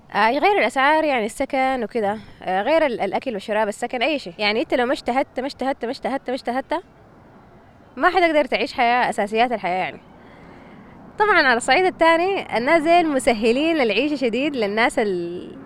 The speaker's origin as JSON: {"language": "Arabic", "country": "Sudan", "moved": "yes", "said": "في السودان مثلا احنا"}